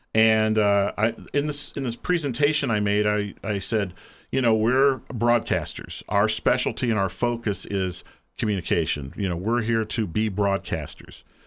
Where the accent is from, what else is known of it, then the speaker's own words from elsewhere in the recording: Lancaster, Ohio, United States; wound up back here in my hometown of Lancaster